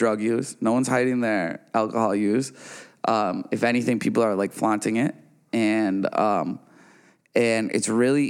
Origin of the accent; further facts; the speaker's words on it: Midwest, United States; We all got the ocean right there. and I'm from the Midwest, and I still don't go to the beach, you know?